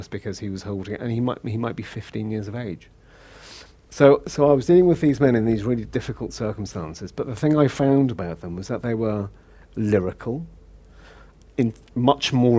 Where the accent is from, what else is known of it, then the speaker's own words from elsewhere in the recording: Liverpool, North West England, United Kingdom; accent: Scouse; moved away as an adult; now in London, United Kingdom; I grew up in Liverpool. So, mm-hmm. I'm born and bred Scouser